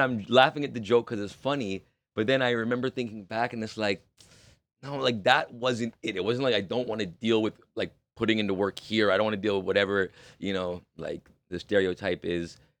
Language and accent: English; Toronto, Ontario, Canada; I'm born and raised in Toronto.